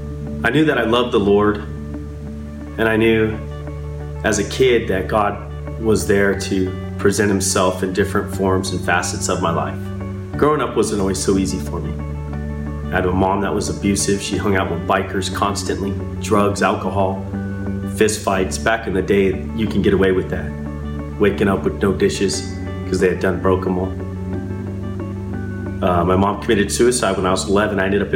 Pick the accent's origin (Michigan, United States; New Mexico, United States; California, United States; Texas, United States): California, United States; Redlands; I came from Redlands, California.